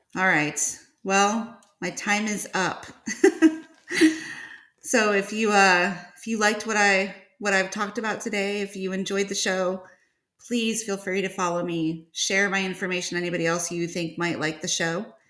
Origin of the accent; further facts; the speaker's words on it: Northern Illinois, United States; now in Georgia, United States; I was from uh, Northern Illinois. And then I transplanted myself down to Georgia